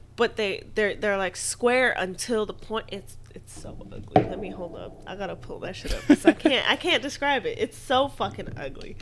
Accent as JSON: {"language": "English", "region": "Hawaii", "country": "United States", "said": "I'm Hawaiian"}